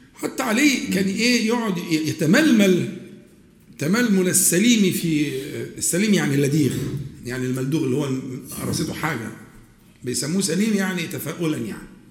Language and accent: Arabic; Egypt; accent: Egyptian colloquial Arabic; عندنا احنا في العامية المصرية